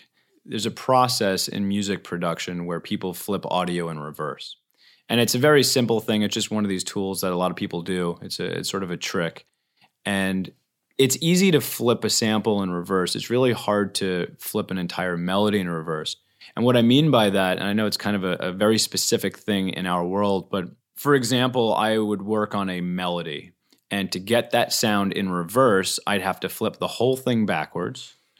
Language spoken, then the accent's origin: English; New York, United States; I'm originally from New York, but I moved out here, I guess it was about 17 years ago.